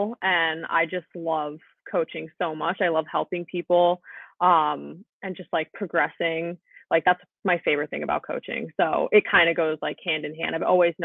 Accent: Vermont, United States; moved away as an adult; now in Long Island, United States; So I'm actually from Vermont. I've been in Long Island for 4 years

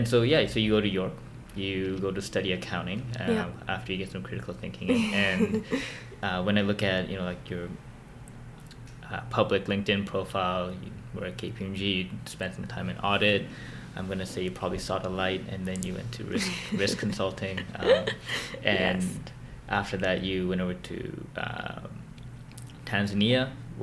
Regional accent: South Korea; also born or lived in Hong Kong; when I grew up in South Korea, and I moved over to Hong Kong, so I lived in those two countries for a bit.

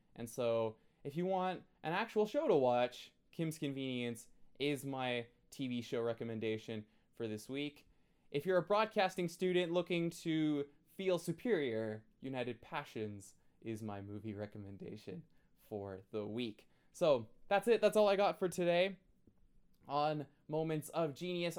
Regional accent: Canada; I'm Canadian

